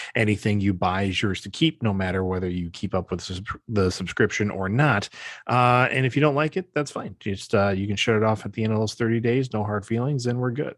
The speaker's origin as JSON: {"language": "English", "region": "Wisconsin", "country": "United States", "said": "We're from Wisconsin"}